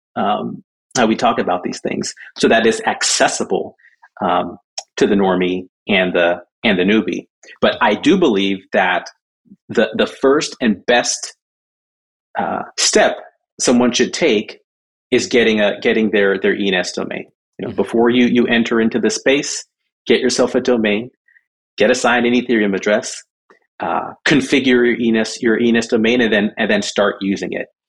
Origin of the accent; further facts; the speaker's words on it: Southern California, United States; also born or lived in Jamaica / Michigan; from Jamaica, we moved to Michigan, Michigan to Southern California. That's kind of where, uh, where I, where I grew up